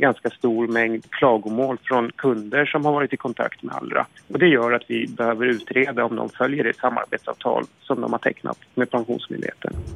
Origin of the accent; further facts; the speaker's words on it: Stockholm, Stockholm County, Sweden; är 30 år gammal, född och uppvuxen i Stockholm